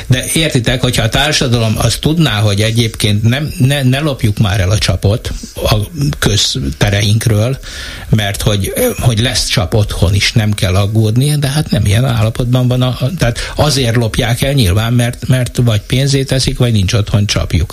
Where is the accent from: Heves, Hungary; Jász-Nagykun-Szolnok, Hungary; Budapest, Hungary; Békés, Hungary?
Heves, Hungary; Eger; én Egerből jövök